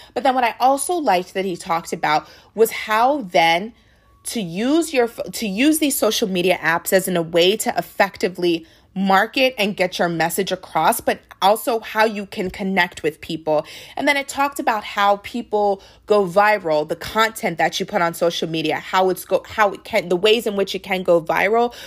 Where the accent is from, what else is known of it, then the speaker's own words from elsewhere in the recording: United States; we are Nigerian, but they knew that we were from America, that we were not as connected with our Nigerian roots